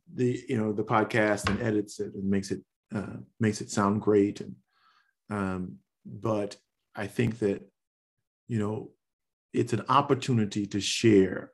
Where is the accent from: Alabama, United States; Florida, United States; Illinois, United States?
Illinois, United States; Chicago; moved away; also born or lived in Cincinnati; I'm from Chicago, but I, I went to school, uh, went to college in Cincinnati.